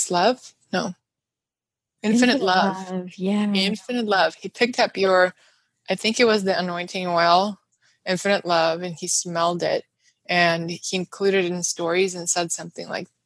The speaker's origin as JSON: {"language": "English", "region": "Moscow", "country": "Russia", "tie": "born or raised there", "second_language": "English", "moved": "yes", "said": "growing up in Moscow, in Russia, I would spend every summer in our country house outside the city"}